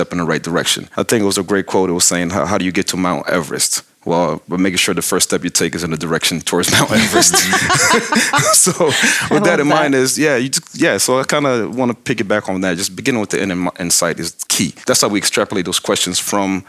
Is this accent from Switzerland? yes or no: no; DR Congo; now in Atlanta, United States; Originally, I'm from Zaire.